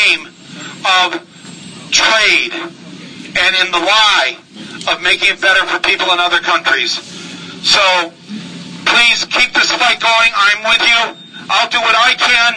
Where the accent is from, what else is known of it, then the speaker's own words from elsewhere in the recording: Flint, Michigan, United States; Being from Flint, Michigan